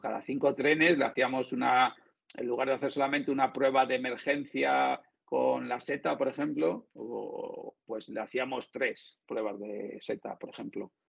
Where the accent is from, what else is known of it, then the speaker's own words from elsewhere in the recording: Madrid, Community of Madrid, Spain; soy de Madrid